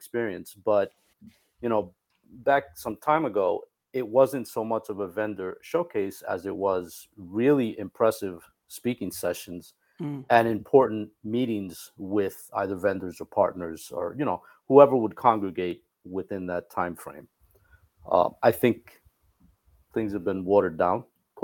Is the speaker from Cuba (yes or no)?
yes; Cuba; moved away; also born or lived in New York; I am from Cuba